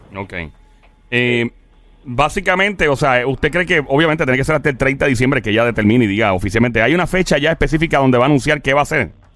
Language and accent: Spanish; Puerto Rico